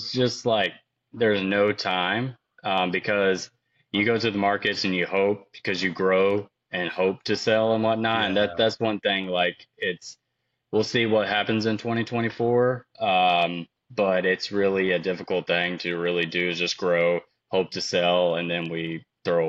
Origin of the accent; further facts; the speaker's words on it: Aurora, Kentucky, United States; now in Nashville, United States; I'm from Aurora, Kentucky